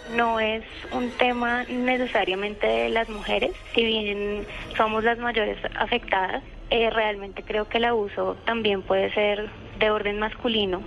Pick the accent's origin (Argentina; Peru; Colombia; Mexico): Colombia